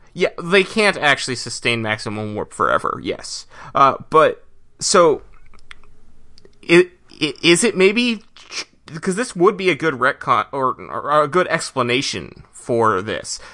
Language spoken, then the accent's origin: English; United States; as an American